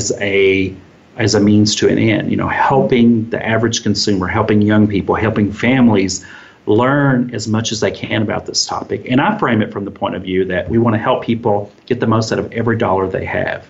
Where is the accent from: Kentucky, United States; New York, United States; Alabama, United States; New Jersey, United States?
Kentucky, United States; my home state of Kentucky